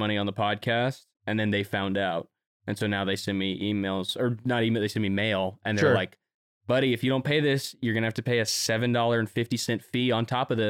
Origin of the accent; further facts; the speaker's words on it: Wilmington, North Carolina, United States; in North Carolina in my hometown, Wilmington.